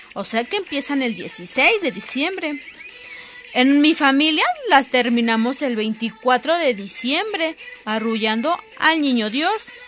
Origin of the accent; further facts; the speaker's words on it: Mexico; como Muchos mexicanos decimos aquí